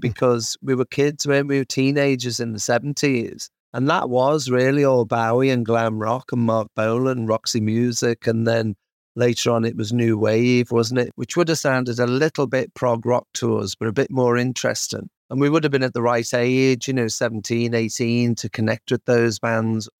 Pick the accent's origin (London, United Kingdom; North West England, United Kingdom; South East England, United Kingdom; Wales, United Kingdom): North West England, United Kingdom; Kirkby; especially Ed and Self growing up in Kirby